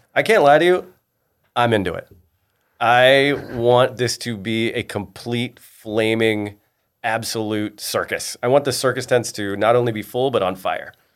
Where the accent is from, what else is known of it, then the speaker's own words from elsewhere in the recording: Palm Desert, California, United States; moved away as an adult; now in Jacksonville, United States; I'm definitely not from Palm Springs. Hundred percent Palm Desert. Palm Desert High, class of ninety-five